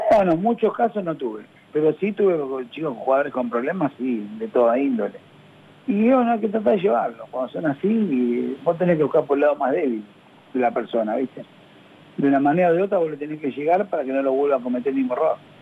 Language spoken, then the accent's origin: Spanish; Argentina; soy argentino